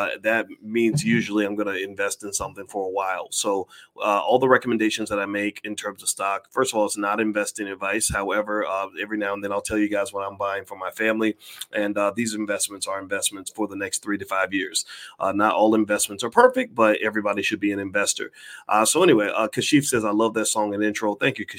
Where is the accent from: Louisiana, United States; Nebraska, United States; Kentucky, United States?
Kentucky, United States; Louisville; I'm from Louisville